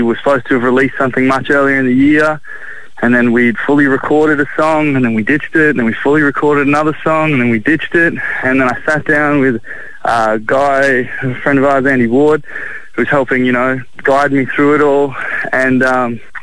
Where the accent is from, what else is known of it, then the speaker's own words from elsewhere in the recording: Ipswich, Queensland, Australia; now in Brisbane, Australia; I grew up mostly in Ipswich